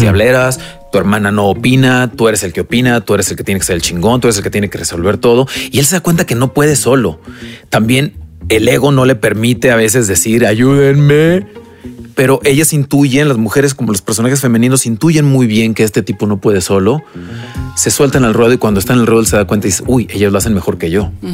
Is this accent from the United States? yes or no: no; Mexico; como mexicanos